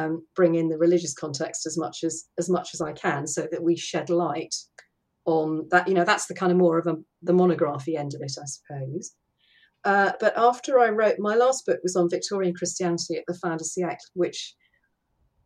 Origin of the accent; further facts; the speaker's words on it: Hertfordshire, East of England, United Kingdom; I come from Hertfordshire. I was born and brought up in Hertfordshire.